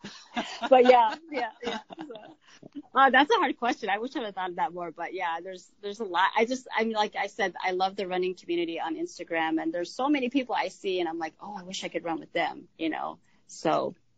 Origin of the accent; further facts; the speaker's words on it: New Mexico, United States; moved away as an adult; now in Minnesota, United States; I grew up in New Mexico